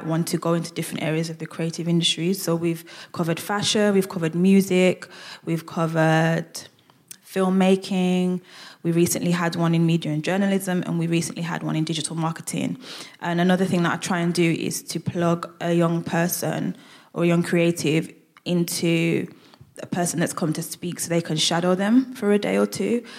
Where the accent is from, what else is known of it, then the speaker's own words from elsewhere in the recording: Birmingham, West Midlands, United Kingdom; accent: Brummie; I'm a Brummie. You'll hear my accent come out a lot when I talk